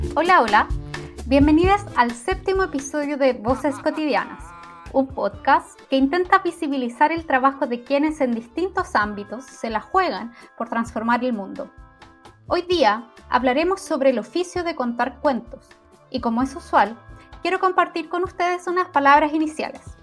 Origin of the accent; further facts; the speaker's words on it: Chile; La historia del país de donde vengo, Chile